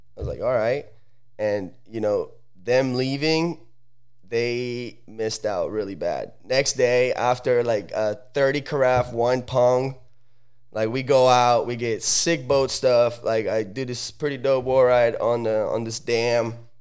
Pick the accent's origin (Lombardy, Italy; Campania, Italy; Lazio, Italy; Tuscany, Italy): Lombardy, Italy; Sala Comacina; now in United States; I'm from Sala Comacina. It's a, a super small little